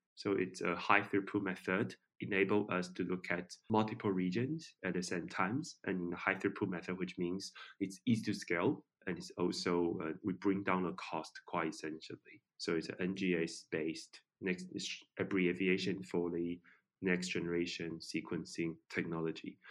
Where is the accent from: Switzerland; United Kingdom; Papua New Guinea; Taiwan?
Taiwan; I'm from Taiwan